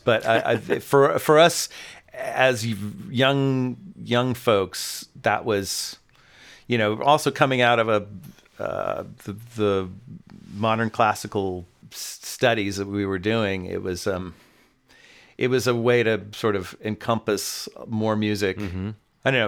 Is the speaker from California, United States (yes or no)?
yes; Oakland, California, United States; moved away as an adult; also born or lived in San Diego / New York; now in Los Angeles, United States; I am actually originally a West Coast guy. I was born in Oakland